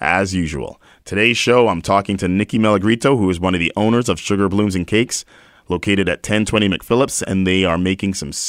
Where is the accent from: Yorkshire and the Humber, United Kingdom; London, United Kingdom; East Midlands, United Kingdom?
London, United Kingdom; now in Winnipeg, Canada; I was born in London, England.